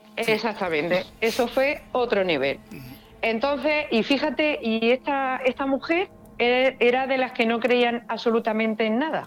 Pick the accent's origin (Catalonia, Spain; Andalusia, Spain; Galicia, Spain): Andalusia, Spain; La Carolina; aquí en mi pueblo, en La Carolina